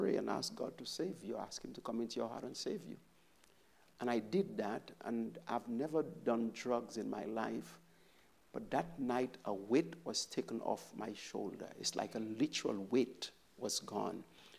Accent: St. Lucia; I grew up in St. Lucia, born bred

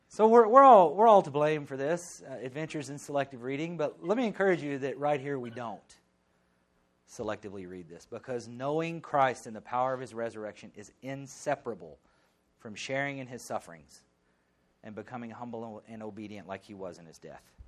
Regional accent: the South, United States; moved away; I grew up in the South.

